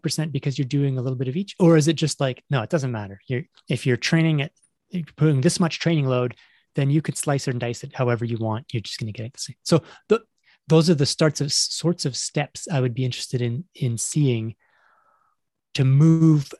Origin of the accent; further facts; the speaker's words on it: Toronto, Ontario, Canada; moved away as an adult; also born or lived in Montreal, Canada / England / United States; I grew up in Toronto